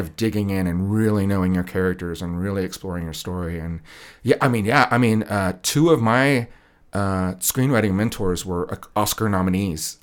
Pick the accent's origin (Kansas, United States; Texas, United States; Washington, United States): Kansas, United States; Wichita; I was born here in Wichita